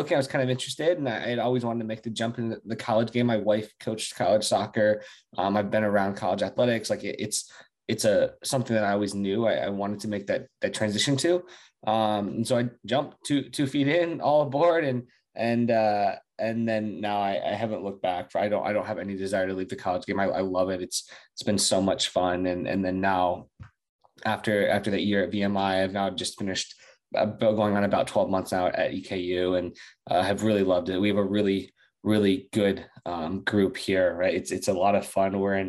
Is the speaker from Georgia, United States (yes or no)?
no; Florida, United States; born there; but I was born in South Florida. I've lived a little bit all over the U.S.